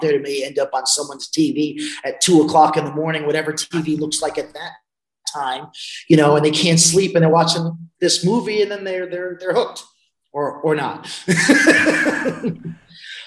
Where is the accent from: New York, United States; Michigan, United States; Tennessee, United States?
New York, United States; I'm a New Yorker